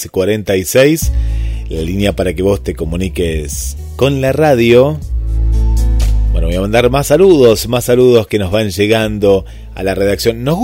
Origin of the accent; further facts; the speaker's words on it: Colombia; now in Toronto, Canada; colombiano, viviendo en Toronto.